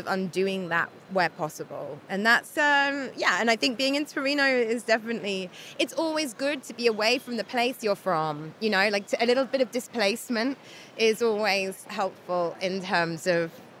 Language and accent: English; United Kingdom; moved away as an adult; also born or lived in London; now in Turin, Italy; being a British person